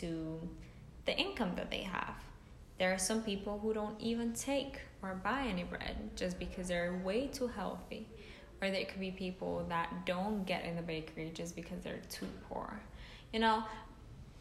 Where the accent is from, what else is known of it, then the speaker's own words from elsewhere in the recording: Kosovo; moved away; I'm from Kosovo, for people who don't know, which is a country in the Balkans